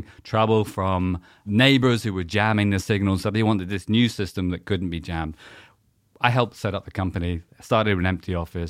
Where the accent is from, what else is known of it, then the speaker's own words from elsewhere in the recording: South West England, United Kingdom; accent: West Country; West Country accent. A long time ago, I was a boy from Devon, so there we go.